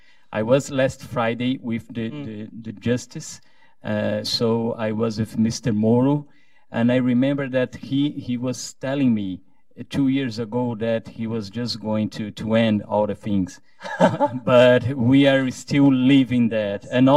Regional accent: Brazil; I'm from Brazil.

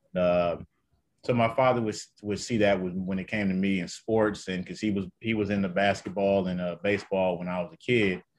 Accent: Detroit, Michigan, United States; I'm actually from, uh, Detroit, Detroit, Michigan.

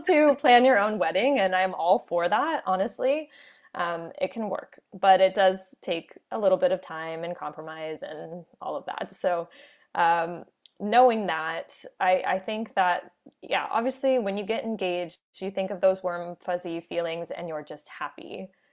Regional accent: Orlando, Florida, United States; moved away as an adult; also born or lived in New York City; now in New Westminster, Canada; I'm from the Orlando, Florida area.

